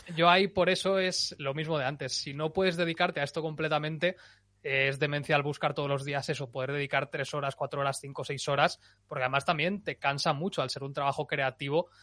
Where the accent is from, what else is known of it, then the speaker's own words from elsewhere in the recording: Valencian Community, Spain; yo que soy valenciano